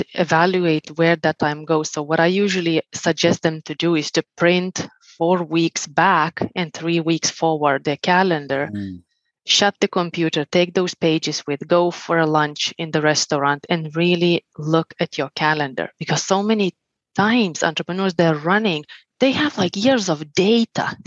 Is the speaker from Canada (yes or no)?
no; Lithuania; moved away; also born or lived in Finland; I'm originally from Lithuania. I lived 11 years in Finland